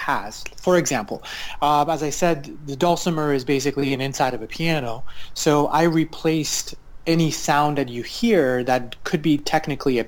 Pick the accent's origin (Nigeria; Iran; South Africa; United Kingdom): Iran; now in United States; I am an Iranian American composer. I was born in Iran